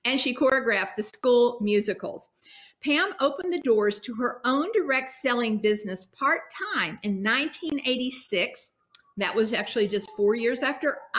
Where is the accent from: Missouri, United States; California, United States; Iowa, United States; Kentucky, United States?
Kentucky, United States; I am from Kentucky